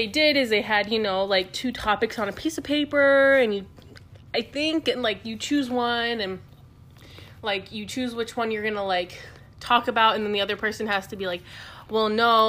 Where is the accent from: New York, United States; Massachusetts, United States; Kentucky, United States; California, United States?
California, United States; Southern; I grew up in Southern California.